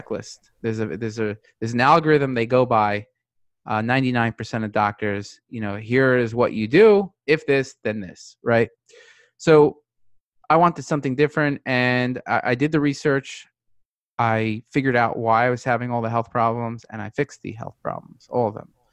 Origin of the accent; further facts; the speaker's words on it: New York City, New York, United States; moved away as an adult; now in Newport Beach, United States; I grew up in New York City